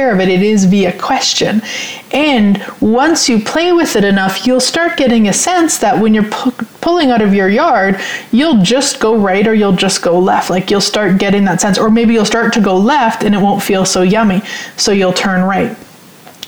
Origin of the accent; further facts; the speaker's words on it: Saskatchewan, Canada; now in Sherwood Park, Canada; a surefire sign that I'm from Saskatchewan when I say supper.